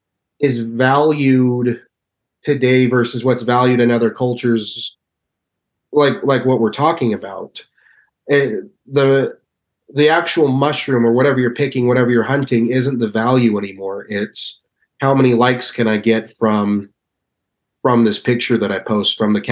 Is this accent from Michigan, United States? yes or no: no; Utah, United States; You know, let's say I'm from, it's well known I'm from Utah.